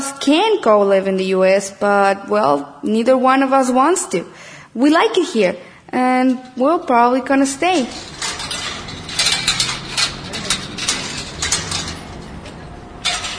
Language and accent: English; Tijuana, Baja California, Mexico; also born or lived in Los Angeles, United States; I was born in L.A., but I've been living all my life here in Tijuana